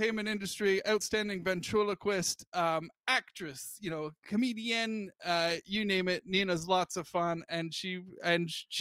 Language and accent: English; United Kingdom; moved away as an adult; now in United States; I'm from Britain